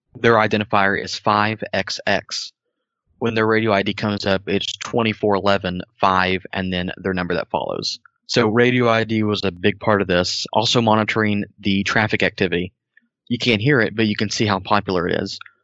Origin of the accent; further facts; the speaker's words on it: Tennessee, United States; moved away as an adult; I moved up here. I'm from Tennessee